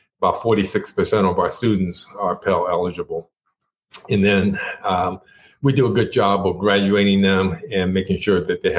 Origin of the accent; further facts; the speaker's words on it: Japan; first language Japanese; English is a second language; I grew up in Japan. And in fact, Japanese was my first language.